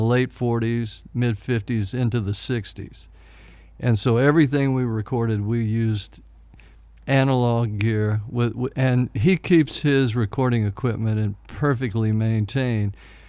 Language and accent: English; Houston, Texas, United States; We grew up in Houston on separate, he on the west side, me on the east side.